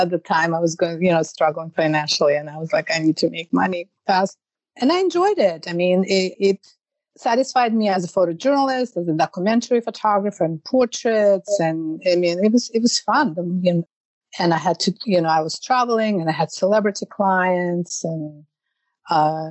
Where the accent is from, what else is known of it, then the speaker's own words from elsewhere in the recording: Russia; moved away as an adult; now in New York, United States; I call myself New Yorkers because I lived there for so long. But I'm originally from Russia